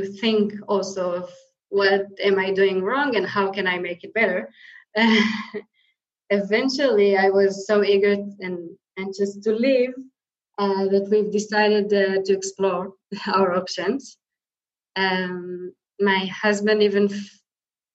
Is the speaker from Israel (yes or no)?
yes; Israel; moved away as an adult; also born or lived in Papua New Guinea; now in Koh Phangan, Thailand; We are originally from Israel, so we came from there.